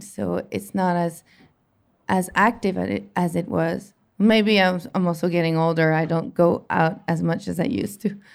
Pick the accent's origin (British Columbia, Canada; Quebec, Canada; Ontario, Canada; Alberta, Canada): Quebec, Canada; Montreal; it was in my hometown Montreal